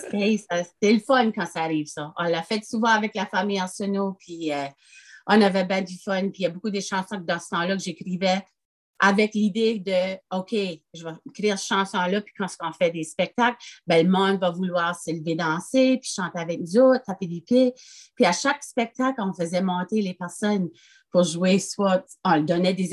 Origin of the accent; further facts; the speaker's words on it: France; je suis française, ça fait que j'écris en français